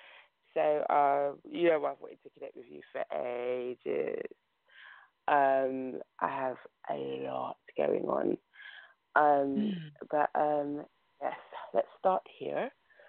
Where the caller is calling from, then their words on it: London, United Kingdom; I'm calling from London, England.